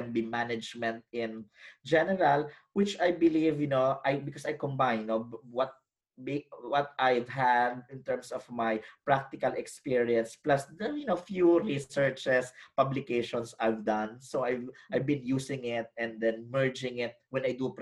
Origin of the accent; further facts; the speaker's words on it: Philippines; moved away as an adult; now in Australia; as a Filipino academic with a background in education